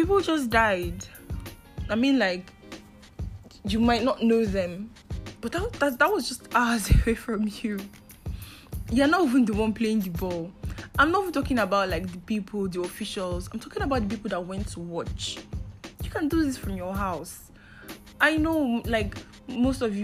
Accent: Nigeria; I am in Nigeria. I'm a Nigerian, and for my international listeners, I am a Nigerian, and living in Nigeria hasn't been easy for a youth like me

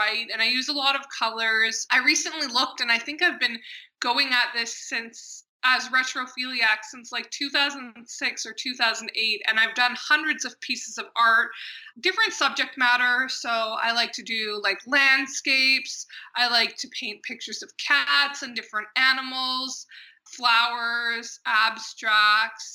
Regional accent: Canada; I am Canadian

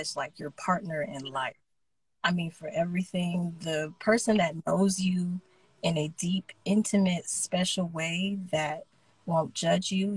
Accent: Smyrna, Georgia, United States; also born or lived in Marietta, Georgia / Lithia Springs, Georgia; I'm from Smyrna, Georgia.

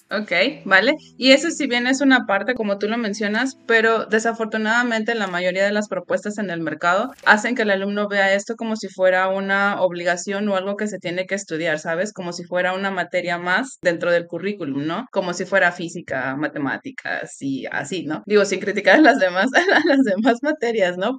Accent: Chiapas, Mexico; estoy en el sur de México, soy de Chiapas

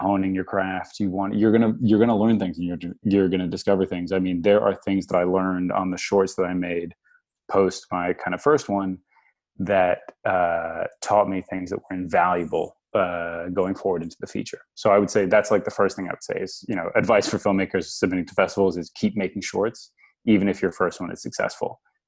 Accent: New York, United States; also born or lived in Australia / France; I grew up in a lot of different parts of the world. I was born in Australia. I kind of was, you know, when I was about nine, I moved to New York. I grew up in New York, between New York and France.

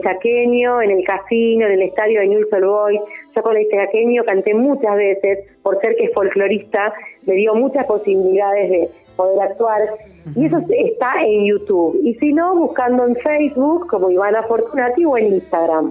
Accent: Santa Teresa, Santa Fe, Argentina; soy de Santa Teresa. Yo estoy viviendo en este pueblo que amo desde toda mi vida, a 60 kilómetros de la ciudad de Rosario.

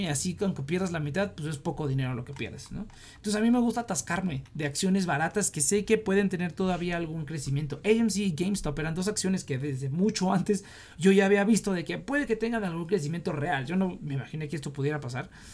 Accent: Mexico; como mexicano

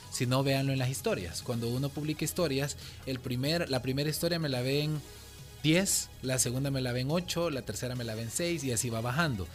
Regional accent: El Salvador; como salvadoreños

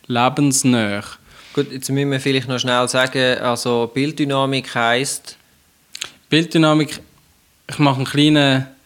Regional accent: Switzerland; was praktisch ja sowieso niemand mehr hat bei uns in der Schweiz

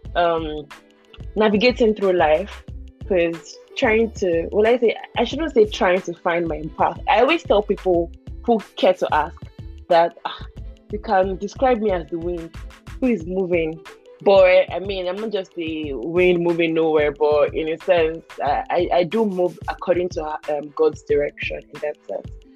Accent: Nigeria; moved away as an adult; also born or lived in Sweden; now in Germany; when I was moving from Nigeria to Sweden

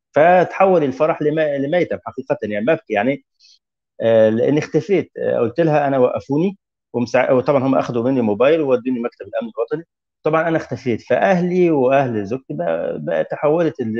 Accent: Egypt; moved away as an adult; now in Tunisia; ازور اهلي هنا في مصر

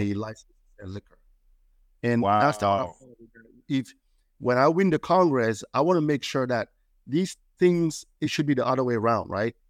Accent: Cameroon; moved away as an adult; now in Maryland, United States; I'm from Cameroon, West Africa

